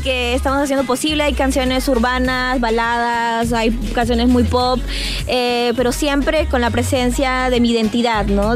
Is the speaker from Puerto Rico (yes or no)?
no; Peru; en mi país actué en dos novelas